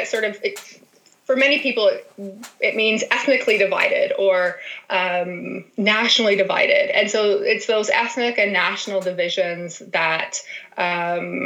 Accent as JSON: {"language": "English", "region": "Ontario", "country": "Canada", "tie": "born or raised there", "moved": "as an adult", "lives_now": "Manitoba, Canada", "said": "I went to a small liberal arts college in my hometown in Ontario"}